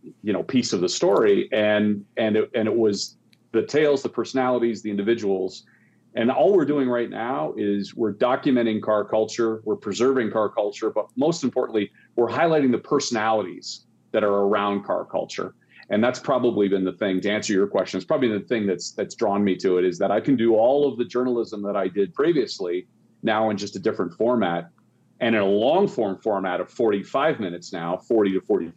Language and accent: English; Canada; I grew up in Canada